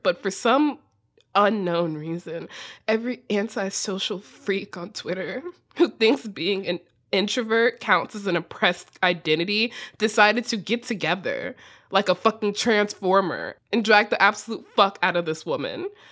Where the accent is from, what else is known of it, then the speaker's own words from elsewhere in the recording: United States; accent: extremely American; my extremely American accent